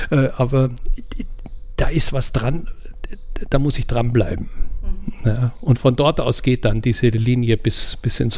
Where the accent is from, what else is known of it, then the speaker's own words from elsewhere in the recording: Austria; Eigentlich wäre mein Traum, völlig verrückt, aber als Österreicher darf man sowas